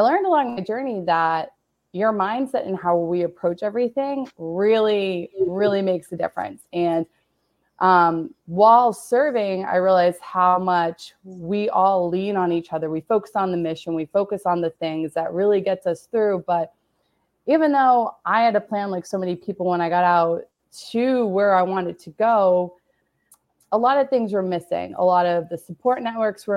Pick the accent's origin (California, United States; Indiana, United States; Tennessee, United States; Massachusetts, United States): Massachusetts, United States; Boston; moved away as an adult; I'm originally from Boston, Massachusetts, which is where I returned to when I left the military